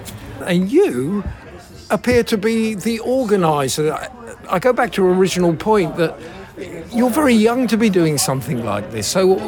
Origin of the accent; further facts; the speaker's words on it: England, United Kingdom; I'm sat here as an Englishman